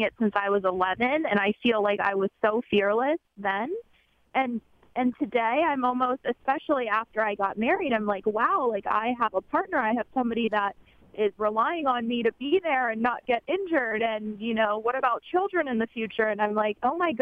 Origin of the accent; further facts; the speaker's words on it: Middleburg, Virginia, United States; my house where I grew up in Middleburg, Virginia